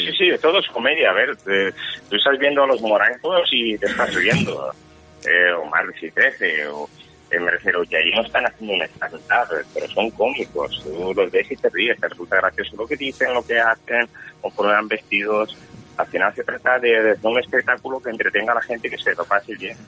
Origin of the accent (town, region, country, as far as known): Valencian Community, Spain; first language Valencian; Spanish is a second language